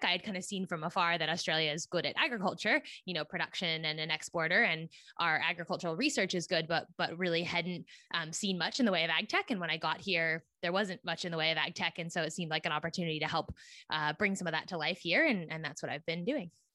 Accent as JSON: {"language": "English", "area": "Silicon Valley", "region": "California", "country": "United States", "tie": "born or raised there", "also_born_or_lived": "East Coast of the US", "moved": "as an adult", "said": "I grew up in Silicon Valley, California, which is right near San Francisco"}